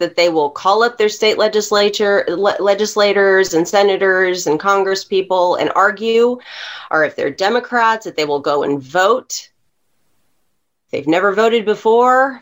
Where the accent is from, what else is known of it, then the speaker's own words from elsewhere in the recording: Texas, United States; as an American, as a Texan